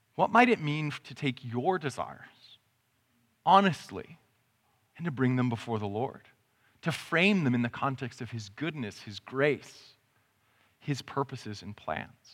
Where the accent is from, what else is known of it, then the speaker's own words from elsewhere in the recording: Canada; I'm Canadian